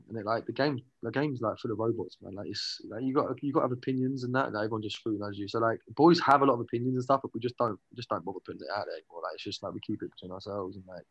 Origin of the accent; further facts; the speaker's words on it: Watford, East of England, United Kingdom; moved away as an adult; also born or lived in Ireland (ancestry); now in California, United States; I'm from Watford